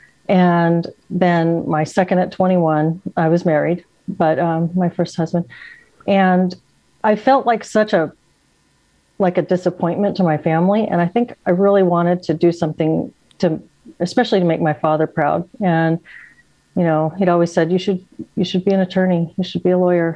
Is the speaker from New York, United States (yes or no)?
no; San Antonio, Texas, United States; moved away as an adult; also born or lived in Seattle, Washington; now in Washington, United States; I moved up here in 2009 and I moved from Texas. I'm from San Antonio.